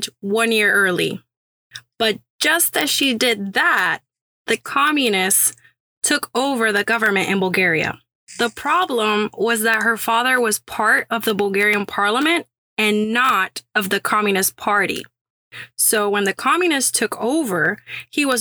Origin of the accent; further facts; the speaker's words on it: Puerto Rico; also born or lived in Syracuse, New York; now in Houston, United States; a Syracuse School of Architecture graduate from Puerto Rico, now sweating in Houston, Texas